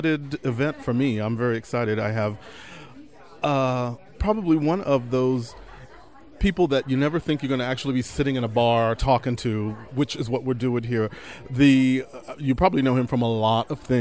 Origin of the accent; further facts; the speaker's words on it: Texas, United States; moved away; I'm from Texas